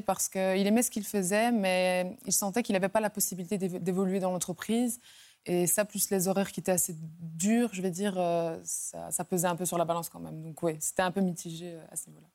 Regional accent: La Louvière, Wallonia, Belgium; je viens de la Louvière en Belgique

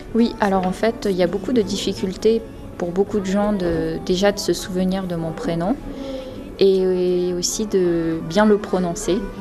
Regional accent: New Caledonia; also born or lived in Metropolitan France; now in France; je suis née en Nouvelle-Calédonie

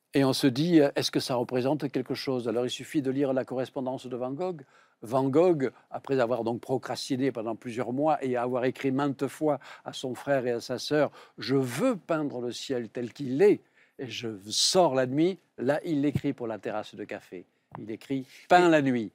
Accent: Provence-Alpes-Côte d'Azur, France; accent: Provençal; je suis également provincial, comme on l'attendait en mon accent.

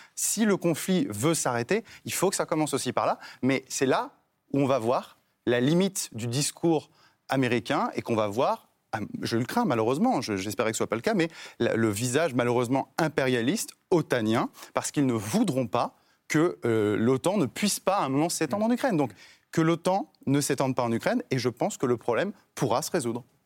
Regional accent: France; ce qui m'intéresse en tant que Français

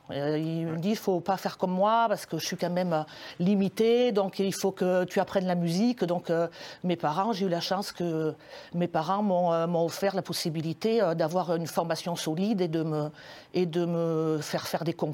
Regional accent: France; voilà, on est français, accordéoniste.

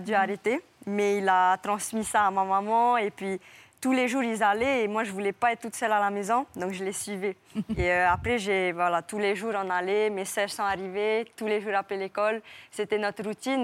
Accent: French Polynesia; je viens pas de Tahiti, je viens d'une île à côté

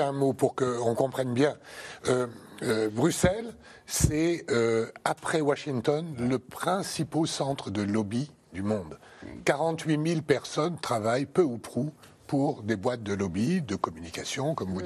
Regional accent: France; chez nous en France

